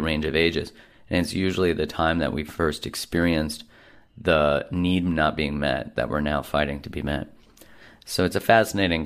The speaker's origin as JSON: {"language": "English", "country": "Canada", "said": "being a Canadian"}